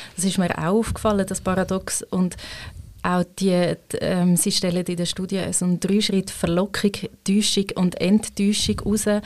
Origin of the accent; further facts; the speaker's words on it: Switzerland; Ich als Schweizerin